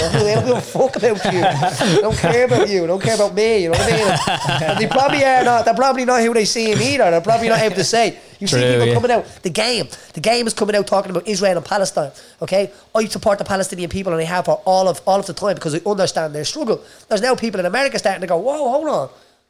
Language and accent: English; Dublin, Leinster, Ireland; I grew up in Jobstown with brain surgeries.